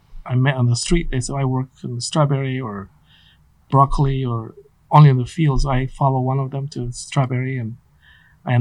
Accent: Guatemala; English is a second language; also born or lived in Santa Maria, California / San Luis Obispo, California; now in United States; growing up in Guatemala

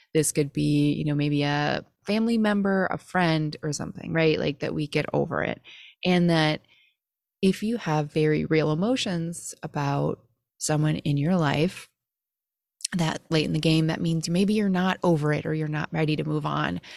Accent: Midwest, United States; growing up in the Midwest

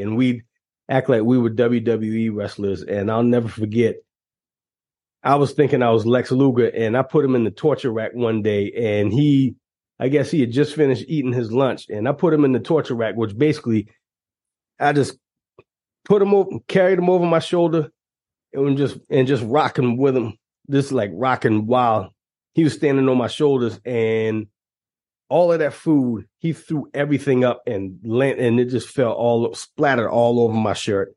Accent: Moncks Corner, South Carolina, United States; the next town that you hit will be my hometown, Monk's Corner, South Carolina.

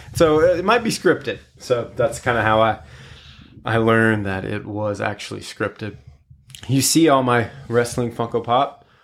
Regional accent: Florida, United States; Been here my whole life, other than college and graduate school

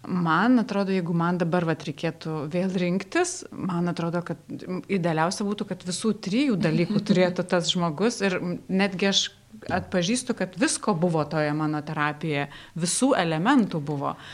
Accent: Lithuania; man atrodo, kad mes lietuviai šiaip nemėgstam daug kalbėti, ypatingai apie save.

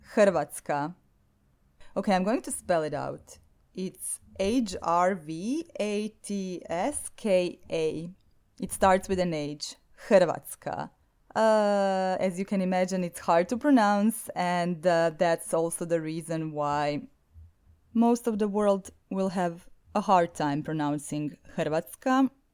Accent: Zagreb, City of Zagreb, Croatia; accent: Croatian; English is a second language; Zagreb is the name of my hometown, and it's the capital of Croatia.

